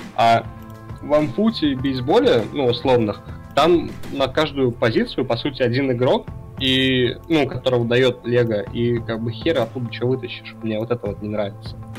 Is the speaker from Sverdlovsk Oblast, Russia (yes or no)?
no; Samara Oblast, Russia; я немножко из Самарского региона